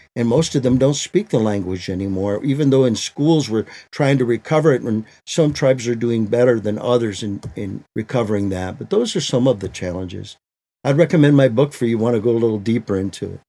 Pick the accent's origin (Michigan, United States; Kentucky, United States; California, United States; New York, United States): Michigan, United States; now in Maricopa, United States; I grew up in Michigan, uh, in the land of the Anishinabeg, we say